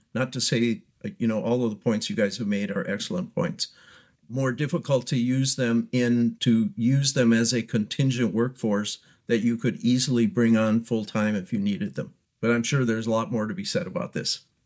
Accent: Wisconsin, United States; moved away; I'm from Wisconsin originally

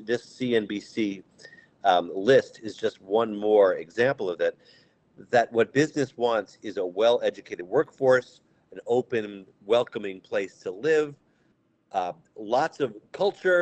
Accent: Amherst, Massachusetts, United States; I grew up in Amherst, Massachusetts, public schools

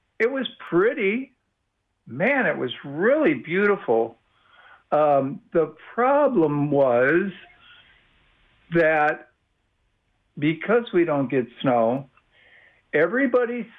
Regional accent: Midwest, United States; now in Austin, United States; I'm from the Midwest

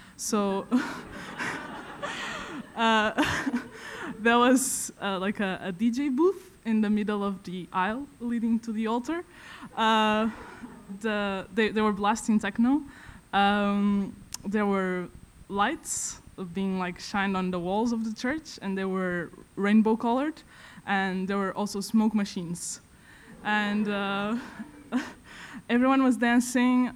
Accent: Vila Real, Norte, Portugal; moved away as an adult; now in Stockholm, Sweden; I come from Vila Real, which is a very small town in the north of Portugal

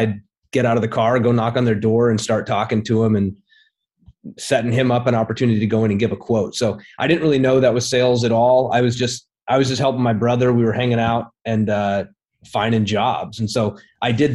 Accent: Twin Falls, Idaho, United States; I'm a kid from a small town in Idaho. Twin Falls, Idaho

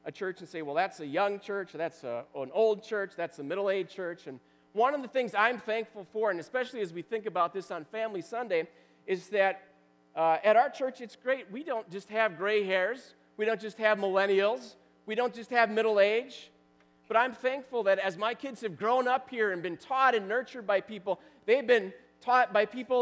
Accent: Wisconsin, United States; I grew up in Wisconsin

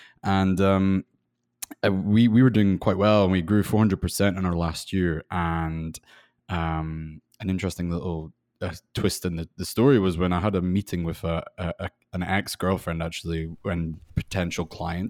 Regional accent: Scotland, United Kingdom; now in Los Angeles, United States; You're right in saying I'm from Scotland. Although my accent probably sounds a little bit funny by now. And I'm living in Los Angeles.

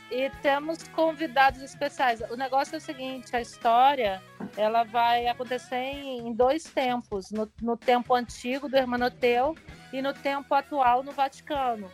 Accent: Pirenópolis, Goiás, Brazil; eu como goiana, tô aqui em Pirinópolis, na minha cidade de Goiás. Aqui ah. minha família, que é goiana mesmo, e eu moro aqui

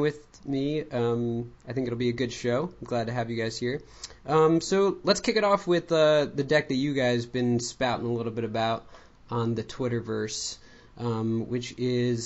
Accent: Long Island, New York, United States; where I grew up on Long Island

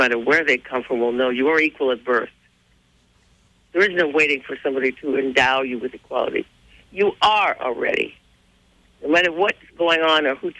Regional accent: Little Rock, Arkansas, United States; growing up in Little Rock

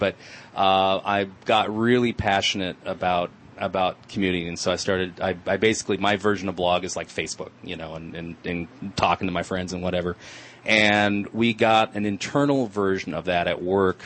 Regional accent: Santa Monica, California, United States; I was born in Santa Monica

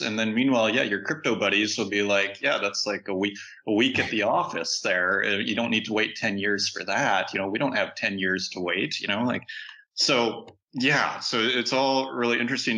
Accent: Saskatchewan, Canada; I'm from Saskatchewan

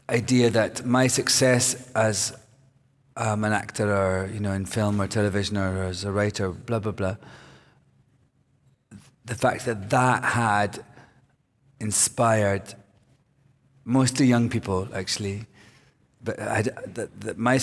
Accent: Scotland, United Kingdom; now in United States; I'm from Scotland.

